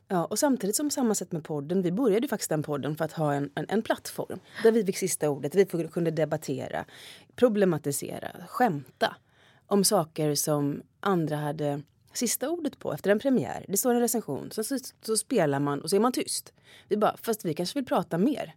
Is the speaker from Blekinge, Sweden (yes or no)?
no; Gothenburg, Västra Götaland, Sweden; moved away as an adult; now in Stockholm, Sweden; Jag kommer från Göteborg så det är ju väldigt politiskt, eller mycket var ju politiskt där i min uppväxt